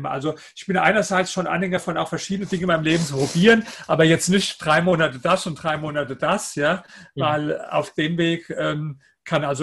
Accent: Germany; dass man einfach viele Worte definitiv falsch, falsch ausspricht als, als Deutscher.

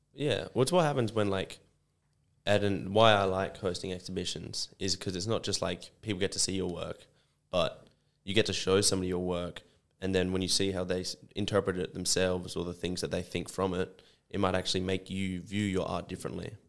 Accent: Sydney, New South Wales, Australia; now in Perth, Australia; I was born in Sydney

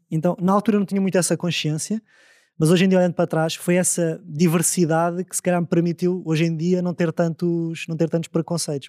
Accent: Amadora, Lisbon, Portugal; eu cresci na Amadora

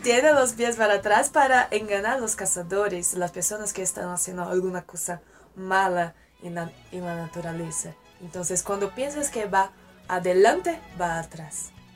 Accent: Brasília, Federal District, Brazil; accent: Brazilian; Spanish is a second language; moved away as an adult; now in Mexico City, Mexico; yo nací en Brasilia y crecí en Brasilia

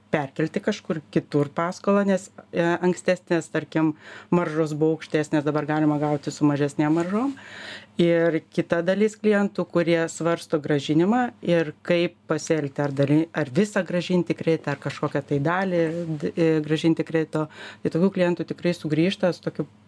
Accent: Lithuania; mes lietuviai

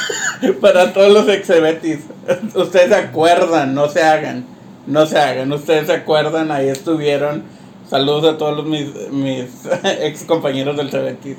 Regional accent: Mexico

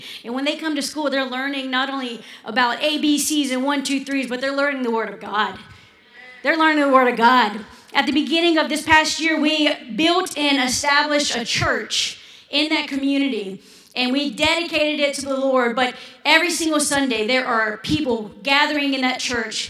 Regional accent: Louisiana, United States; also born or lived in Kenya; we're Louisianans. We're Cajuns

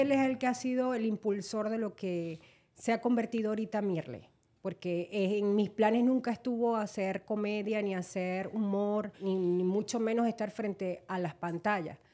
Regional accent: Maracaibo, Zulia, Venezuela; moved away as an adult; now in United States; nosotros venimos de Maracaibo que tenemos un lago con un puente

